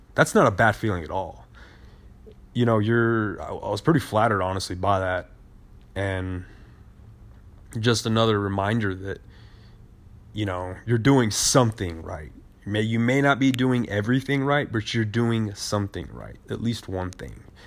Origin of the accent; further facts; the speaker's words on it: United States; we as American voters